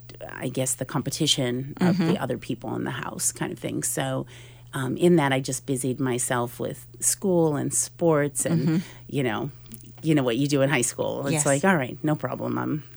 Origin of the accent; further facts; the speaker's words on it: Oscoda, Michigan, United States; moved away as an adult; also born or lived in Fort Lauderdale, Florida / Hungary; I was raised in Oscoda, Michigan, a little town 4 hours north of Detroit.